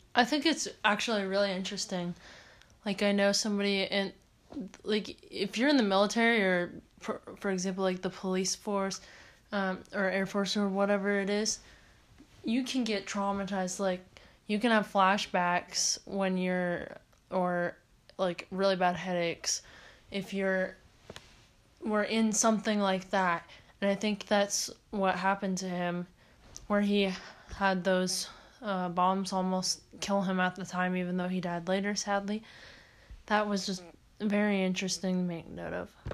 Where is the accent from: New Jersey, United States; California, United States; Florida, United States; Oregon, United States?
Oregon, United States; I'm from Oregon